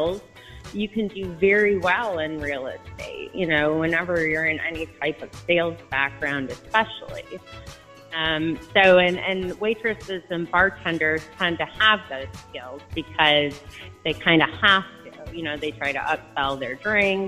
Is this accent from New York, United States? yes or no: no; Livonia, Michigan, United States; also born or lived in Canton, Michigan; I grew up in Livonia in Canton, Michigan